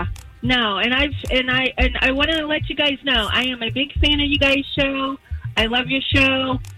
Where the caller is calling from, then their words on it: Altoona, Florida, United States; I'm calling from Altoona, Florida.